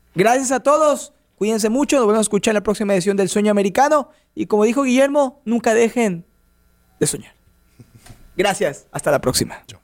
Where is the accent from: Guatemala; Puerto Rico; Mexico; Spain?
Mexico; yo soy de México